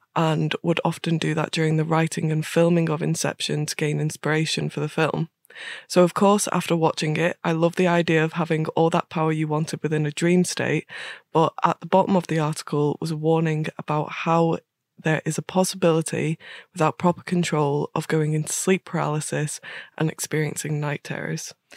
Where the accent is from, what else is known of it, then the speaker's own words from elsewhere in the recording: Northern Ireland, United Kingdom; I'm Northern Irish